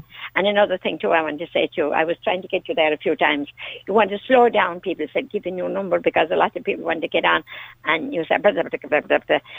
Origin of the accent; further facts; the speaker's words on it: County Kerry, Ireland; Well, I'm a sort of back the Killarney direction.